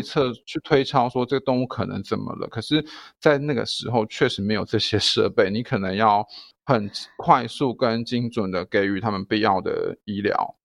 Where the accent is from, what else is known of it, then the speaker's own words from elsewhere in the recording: Taichung, Taiwan; also born or lived in Taipei / Kaohsiung; 我回台中的时候就是白天有，就是有一份工作，就是在医院，动物医院上班，然后晚上在肉品市场服务